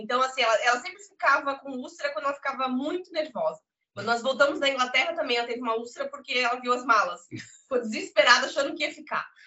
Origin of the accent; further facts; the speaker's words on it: Brazil; moved away as an adult; now in Portugal; enquanto brasileiro